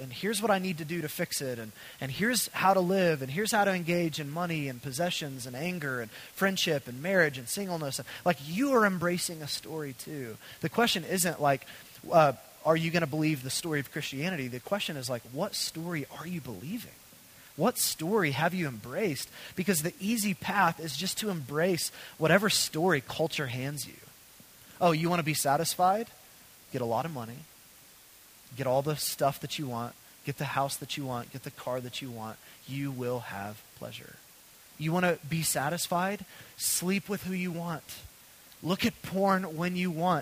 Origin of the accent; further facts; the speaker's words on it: United States; the way I grew up as an American